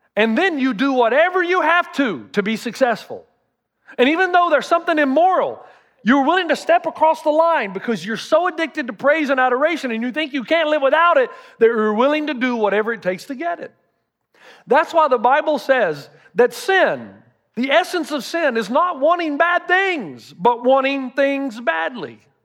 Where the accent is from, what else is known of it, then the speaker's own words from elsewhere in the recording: the South, United States; I'm from the South